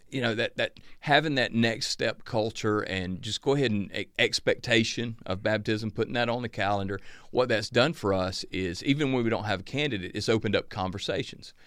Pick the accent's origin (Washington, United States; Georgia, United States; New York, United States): Georgia, United States; Northeast; growing up in the Northeast Georgia town I grew up